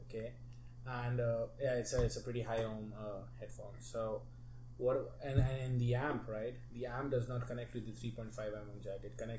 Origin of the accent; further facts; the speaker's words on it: India; moved away as an adult; also born or lived in Texas; I'm Indian.